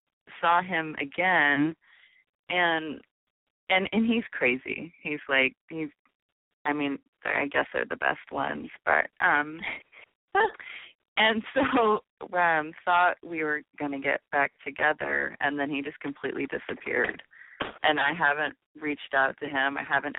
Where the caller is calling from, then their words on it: Stockton, California, United States; I live in Stockton.